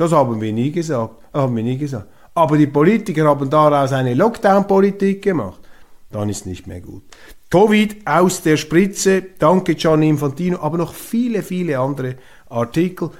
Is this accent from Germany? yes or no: no; Switzerland; Als Schweizer